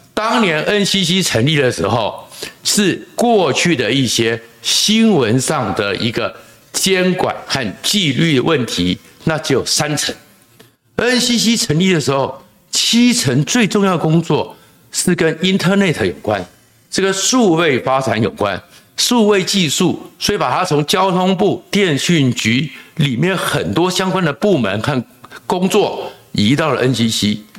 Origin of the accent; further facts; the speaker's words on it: Taiwan; 我们台湾人